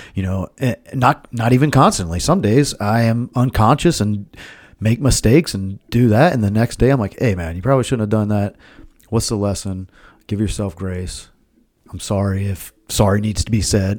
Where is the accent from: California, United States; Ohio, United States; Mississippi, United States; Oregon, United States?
Ohio, United States; Milford